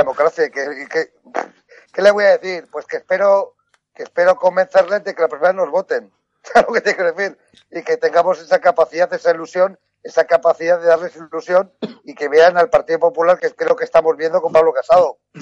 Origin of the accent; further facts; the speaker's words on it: Basque Country, Spain; en mi tierra vasca